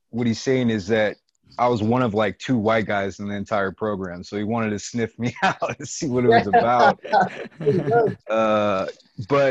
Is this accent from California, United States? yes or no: yes; Long Beach, California, United States; moved away as an adult; now in Washington, United States; I was born and raised in Long Beach